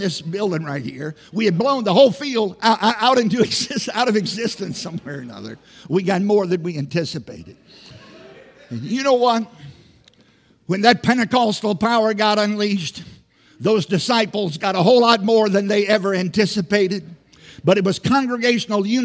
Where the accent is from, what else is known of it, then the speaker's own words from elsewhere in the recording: Southside, Virginia, United States; moved away; I grew up in Southside, Virginia